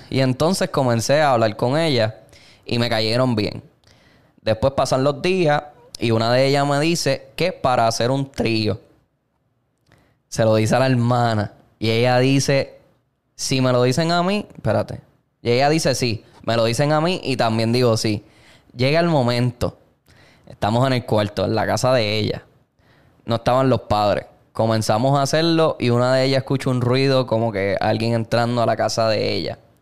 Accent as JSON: {"language": "Spanish", "country": "Puerto Rico", "tie": "born or raised there", "said": "nosotros que nos criamos en Puerto Rico"}